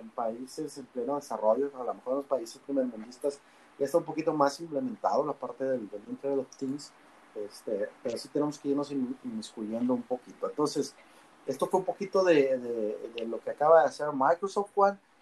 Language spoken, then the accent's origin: Spanish; Mexico; somos los mexicanos